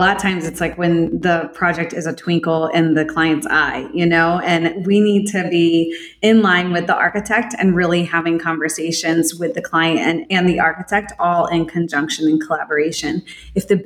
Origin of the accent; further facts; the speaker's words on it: Florida, United States; I am a sixth generation Floridian, which in itself is pretty rare. Born and raised in Florida